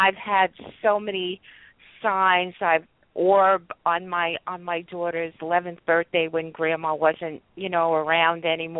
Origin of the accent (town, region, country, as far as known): New York, United States; also born or lived in South Florida